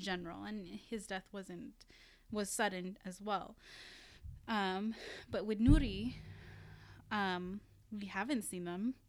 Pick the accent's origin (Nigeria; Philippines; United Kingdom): Philippines; moved away; I went to the Philippines, and once I arrived in my hometown